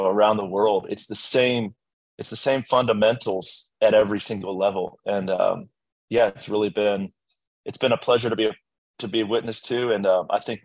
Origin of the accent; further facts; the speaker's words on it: Blacksburg, Virginia, United States; I grew up in Blacksburg, Virginia, in a completely, you know, typical middle class upbringing